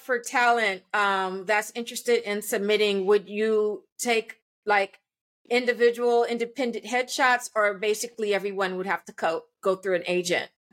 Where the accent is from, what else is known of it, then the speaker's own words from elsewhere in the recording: Los Angeles, California, United States; I'm I'm fourth generation Angelino and I grew up in Hollywood.